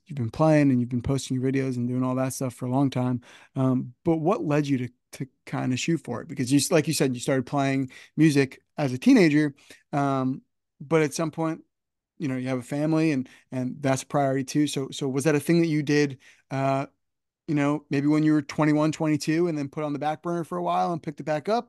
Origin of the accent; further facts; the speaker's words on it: United States; I'm just outside New York City